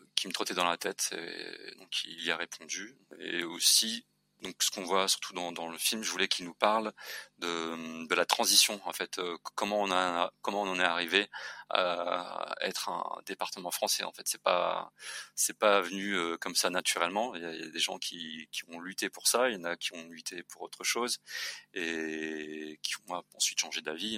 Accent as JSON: {"language": "French", "town": "Saint-Paul", "country": "Réunion", "tie": "born or raised there", "also_born_or_lived": "Paris / Lyon", "moved": "as an adult", "said": "j'ai grandi dans les Hauts-de-Saint-Paul, au Guillaume"}